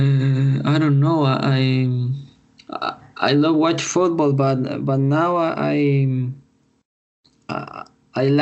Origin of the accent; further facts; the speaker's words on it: Chile; I'm born and raised in Chile.